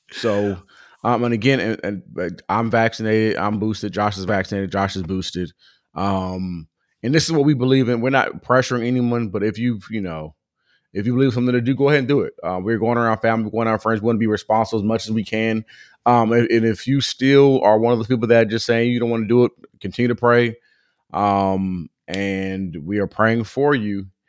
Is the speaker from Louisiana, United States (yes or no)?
no; Southern California, United States; growing up in Southern California, I've been around so many different cultures